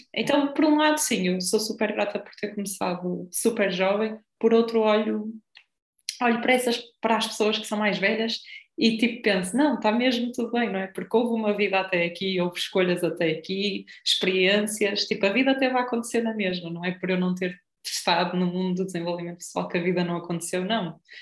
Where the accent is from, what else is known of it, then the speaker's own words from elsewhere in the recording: Espinho, Aveiro District, Portugal; de espinho, não é? que é a minha terra